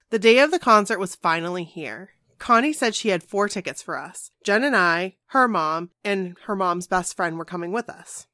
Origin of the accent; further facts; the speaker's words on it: Maine, United States; we're from Maine